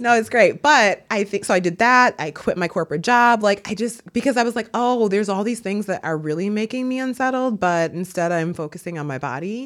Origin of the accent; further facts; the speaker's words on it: Milwaukee, Wisconsin, United States; now in Brooklyn, United States; I'm from Milwaukee, Wisconsin